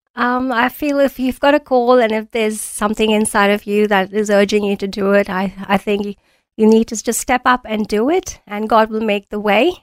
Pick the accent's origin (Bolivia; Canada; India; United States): India; moved away as an adult; also born or lived in New Zealand / Auckland, New Zealand / Mount Isa, Australia; now in Australia; I was born in India, I studied there, and I was doing BCom honors as my first degree